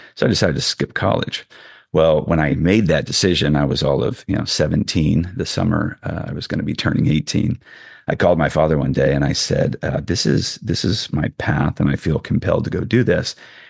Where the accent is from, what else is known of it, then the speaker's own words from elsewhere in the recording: California, United States; growing up in the Bay Area where everything's pulling you